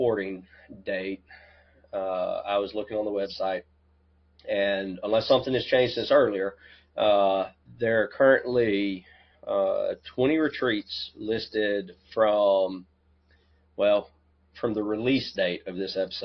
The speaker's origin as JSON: {"language": "English", "region": "South Carolina", "country": "United States", "said": "we're both also from South Carolina"}